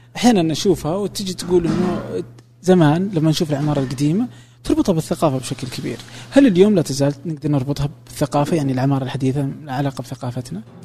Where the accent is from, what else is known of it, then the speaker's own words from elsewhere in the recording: Saudi Arabia; عندنا في السعوديه